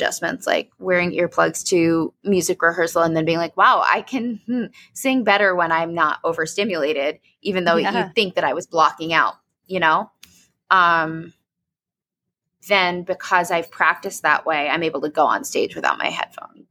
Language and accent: English; New York City, New York, United States; moved away as an adult; also born or lived in Boston; now in Denver, United States; I grew up in New York fucking city